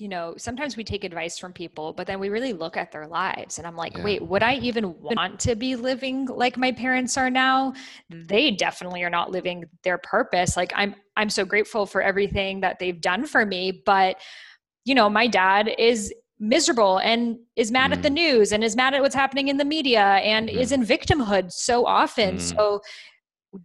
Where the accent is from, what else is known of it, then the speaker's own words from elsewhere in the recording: Boston, Massachusetts, United States; as a child, I grew up in Boston, you know, by Salem, Massachusetts